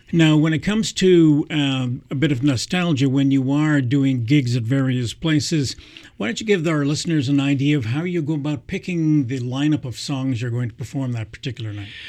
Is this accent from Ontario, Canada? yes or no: no; Montreal, Quebec, Canada; now in Kingston, Canada; I grew up in Montreal as well